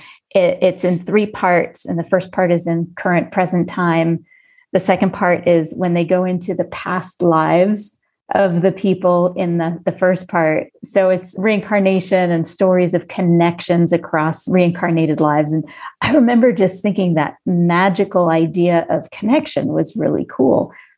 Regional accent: Jamaica; children's books and young adult books from growing up in Jamaica.

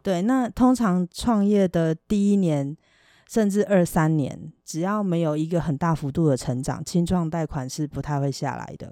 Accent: Taiwan; 我就是一个台湾人

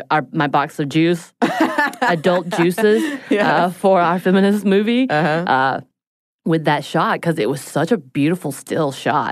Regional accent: South Korea; moved away; the two musicians I knew about growing up in Korea

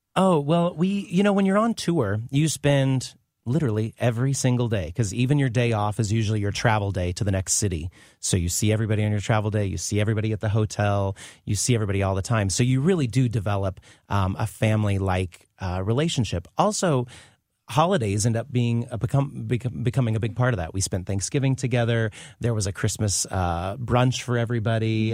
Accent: Carlinville, Illinois, United States; moved away; since I was from Illinois

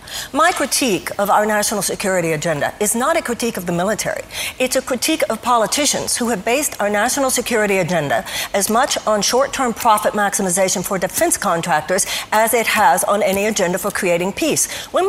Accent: Texas, United States; Now, of course, I come from Texas.

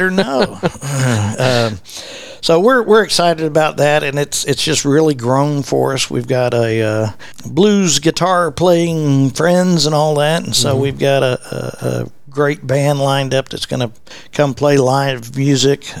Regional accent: Fort Worth, Texas, United States; I'm born and raised in West Fort Worth

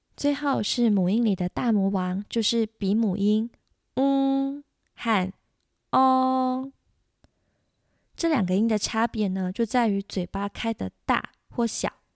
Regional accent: Taiwan; 有哪些是我们台湾人学法语的时候容易发错的音

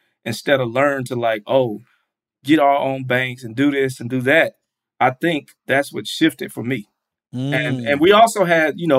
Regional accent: Atlanta, Georgia, United States; moved away; I'm from the South

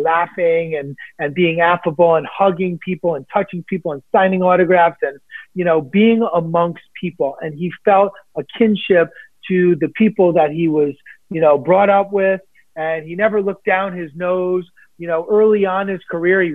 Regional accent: New York City, New York, United States; I'm born and raised in New York City

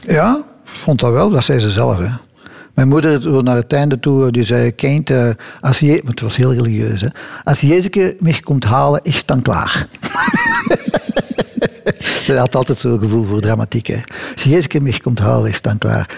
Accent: Belgium; Het is Belgisch

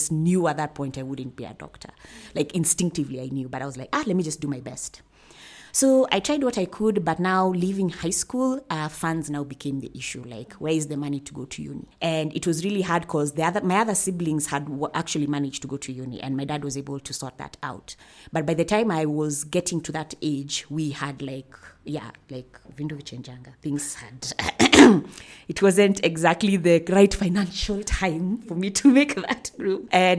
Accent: Nairobi, Kenya; And where in Africa? I'm from Nairobi, Kenya.

